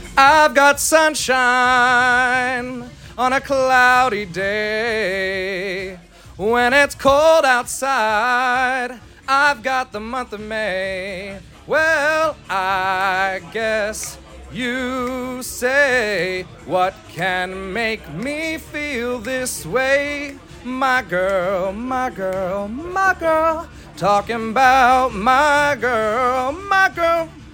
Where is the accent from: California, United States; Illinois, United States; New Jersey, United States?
California, United States; San Diego; I'm born and raised here in San Diego, California.